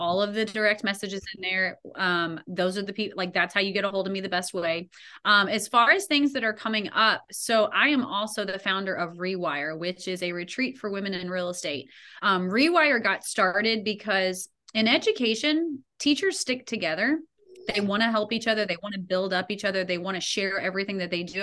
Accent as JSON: {"language": "English", "town": "Louisville", "region": "Kentucky", "country": "United States", "tie": "born or raised there", "said": "my hometown of Louisville, Kentucky"}